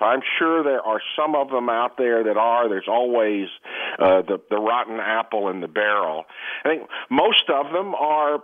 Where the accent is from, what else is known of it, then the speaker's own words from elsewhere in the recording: Texas, United States; I'm from Texas